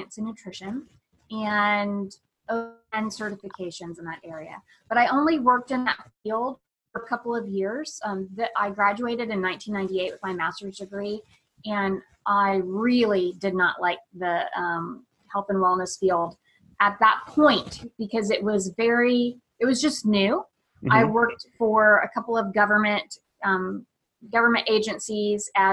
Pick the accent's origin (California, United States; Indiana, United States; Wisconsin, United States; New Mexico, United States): Indiana, United States; rural; now in Raleigh, United States; I grew up in rural Indiana